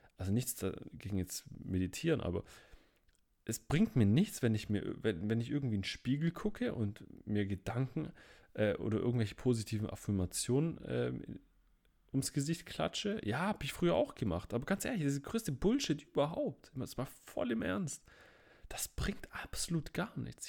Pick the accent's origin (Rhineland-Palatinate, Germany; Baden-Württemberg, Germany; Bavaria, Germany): Baden-Württemberg, Germany; Stuttgart; Ich komme ja aus Stuttgart